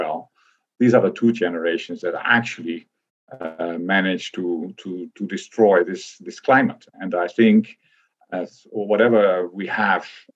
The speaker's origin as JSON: {"language": "English", "country": "Netherlands", "tie": "born or raised there", "said": "I grew up in the Netherlands"}